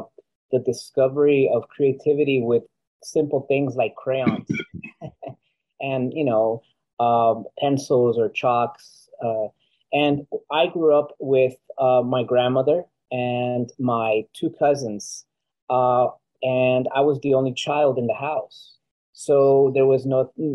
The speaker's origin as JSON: {"language": "English", "town": "Los Angeles", "region": "California", "country": "United States", "tie": "born or raised there", "also_born_or_lived": "Guatemala", "said": "As an artist living in Los Angeles, you would imagine I'd be doing really well in my hometown, California, the state of California"}